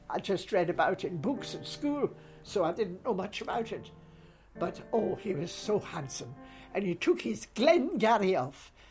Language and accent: English; Newcastle, North East England, United Kingdom; now in Scotland; And I say Newcastle, but I'm a Scot now because I've lived here many, many years. I came here way back, so I can't even remember how many years I've been here.